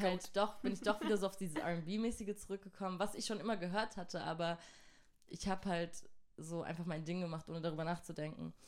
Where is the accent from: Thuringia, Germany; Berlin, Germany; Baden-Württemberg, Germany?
Baden-Württemberg, Germany; Mannheim; also born or lived in Göppingen; Ich bin aus Mannheim